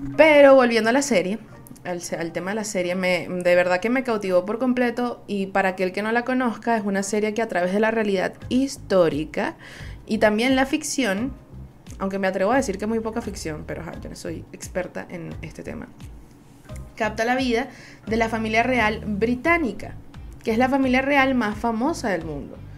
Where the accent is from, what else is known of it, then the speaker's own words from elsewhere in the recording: Venezuela; Soy una jeva de Venezuela